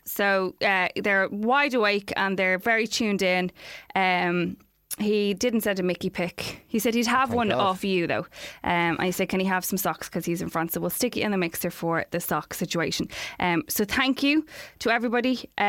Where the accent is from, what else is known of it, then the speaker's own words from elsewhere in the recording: Dublin, Leinster, Ireland; now in Seoul, South Korea; I'm actually from Dublin, but I'm studying in Korea in Seoul at the moment and love the podcast.